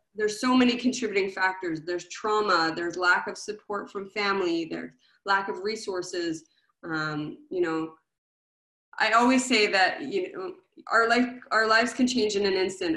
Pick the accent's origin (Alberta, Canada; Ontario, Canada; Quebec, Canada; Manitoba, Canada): Quebec, Canada; Montreal; moved away; I'm originally from Montreal